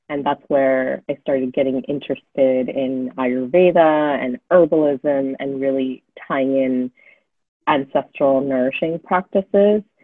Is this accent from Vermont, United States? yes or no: no; Fremont, California, United States; also born or lived in New York / Los Angeles; And I grew up in Fremont, just outside of San Francisco